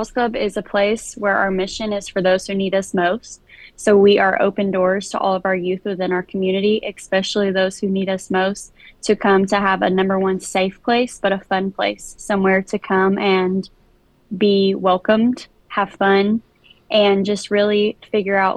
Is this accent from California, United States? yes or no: no; Smyrna, Tennessee, United States; I am from Smyrna.